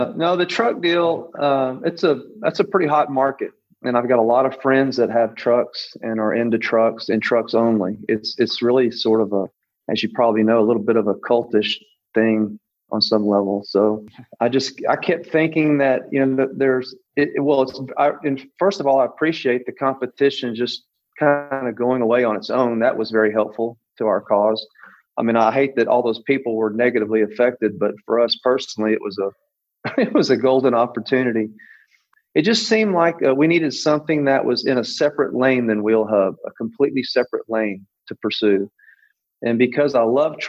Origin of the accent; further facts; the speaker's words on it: Pasadena, Texas, United States; I'm from Pasadena, Texas. I'm just a redneck at heart.